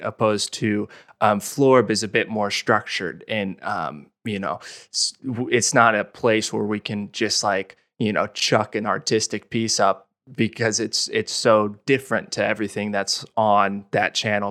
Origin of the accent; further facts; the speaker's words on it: Olathe, Kansas, United States; moved away; I grew up in Olathe, which is thirty minutes from Lawrence.